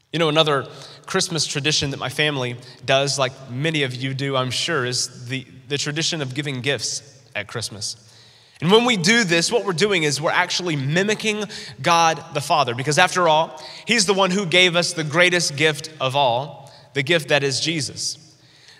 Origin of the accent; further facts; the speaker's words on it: North Carolina, United States; growing up in North Carolina, where I'm originally from